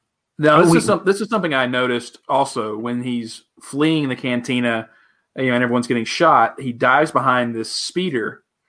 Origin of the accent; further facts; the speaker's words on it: the South, United States; moved away; I'm from the South.